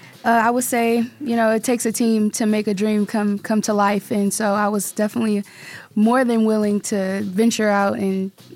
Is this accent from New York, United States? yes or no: no; Akron, Ohio, United States; now in Las Vegas, United States; I'm from Ohio, Akron, Ohio, originally.